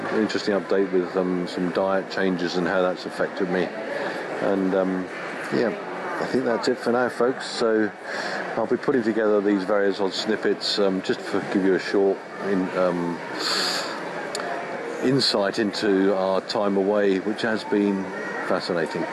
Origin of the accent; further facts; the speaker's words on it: United Kingdom; as a Brit